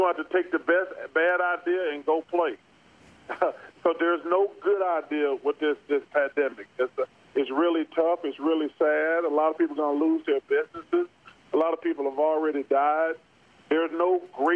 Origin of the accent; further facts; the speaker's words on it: Leeds, Alabama, United States; I'm from Leeds